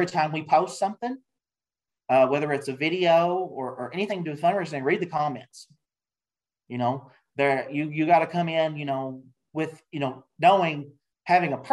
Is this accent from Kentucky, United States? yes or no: yes; Kentucky, United States; Bronco chocolates from Kentucky, from my hometown